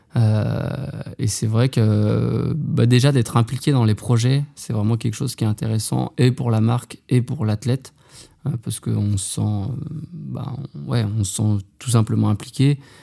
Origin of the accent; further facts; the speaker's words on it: Haute-Savoie, Auvergne-Rhône-Alpes, France; moved away as an adult; also born or lived in Besançon; je suis originaire de Haute-Savoie